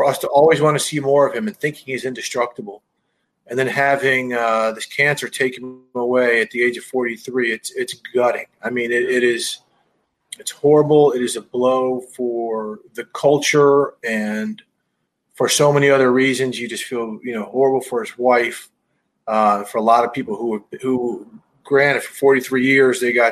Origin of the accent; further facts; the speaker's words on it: Missouri, United States; growing up in Missouri